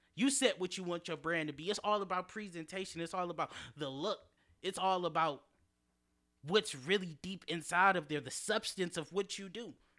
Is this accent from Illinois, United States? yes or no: no; Detroit, Michigan, United States; growing up in Detroit, going to my high school